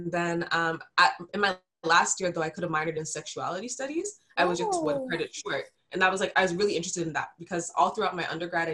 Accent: Mississauga, Ontario, Canada; I'm from Malton. And it's like a little, they call it a village. It's like a little part of Mississauga

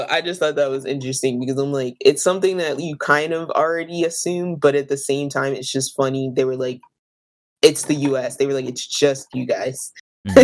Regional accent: United States; as an American who has not traveled outside of the United States

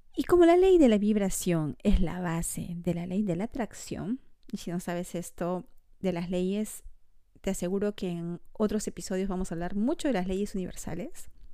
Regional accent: Peru; moved away as an adult; now in Montreal, Canada; Soy peruana

